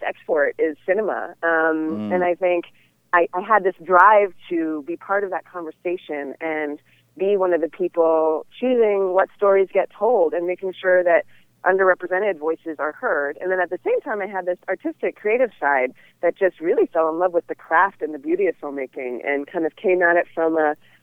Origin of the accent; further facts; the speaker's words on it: Oakland, California, United States; Growing up in the San Francisco Bay Area, I grew up in Oakland